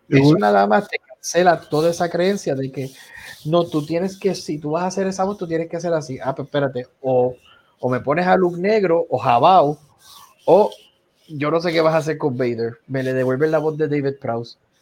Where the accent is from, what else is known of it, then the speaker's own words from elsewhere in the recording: Puerto Rico; soy puertorriqueño